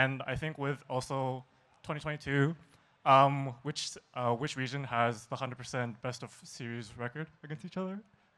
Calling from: Vancouver, British Columbia, Canada; Vancouver, BC, Canada.

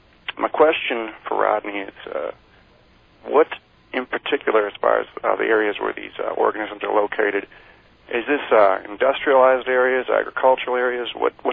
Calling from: Midwest, United States; I'm calling from the Midwest.

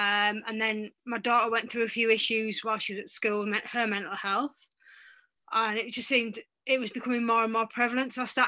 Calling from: North East England, United Kingdom; I'm actually in the UK, in the northeast of England, and it's quite sunny today for a change.

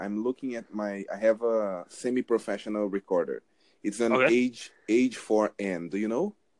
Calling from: Brazil; New Jersey. I'm talking from Brazil.

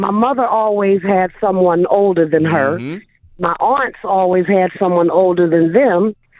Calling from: Florida, United States; I'm calling from Florida.

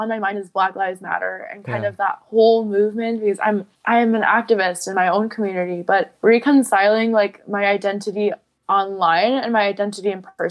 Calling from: near Chicago, Illinois, United States; I'm calling from Chicago. Well, not Chicago, but near Chicago-ish.

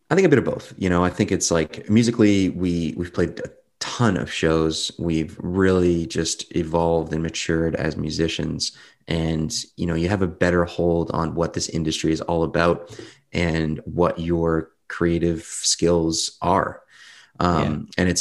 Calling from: Windsor, Ontario, Canada; Windsor, Windsor, Ontario, Canada. It's not really what you'd expect from Canada. There's no mountains or snow-topped peaks here

